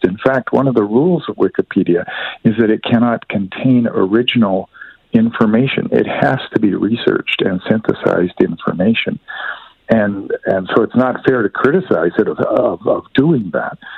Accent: Canada; me as a Canadian

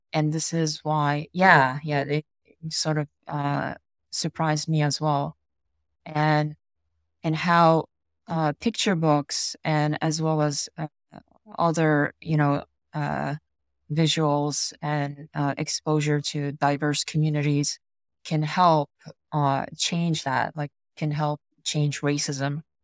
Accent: United States; I grew up here in America

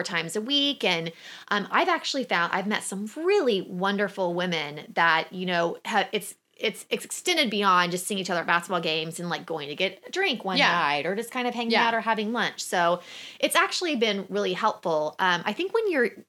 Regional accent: Oklahoma, United States; I have friends that I grew up with in Oklahoma that are still around

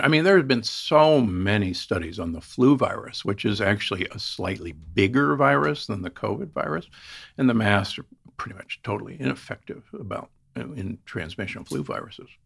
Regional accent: Omaha, Nebraska, United States; I grew up in Omaha, Nebraska

